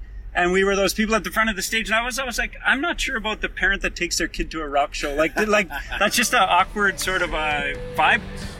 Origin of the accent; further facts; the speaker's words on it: Thompson, Manitoba, Canada; moved away as an adult; also born or lived in Winnipeg; And I'm from Thompson